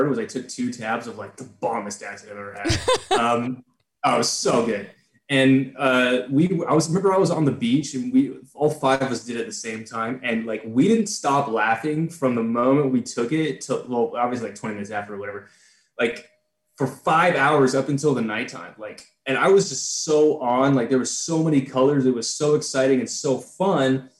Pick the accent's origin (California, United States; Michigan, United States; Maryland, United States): California, United States; San Jose; I'm from San Jose, like around San Francisco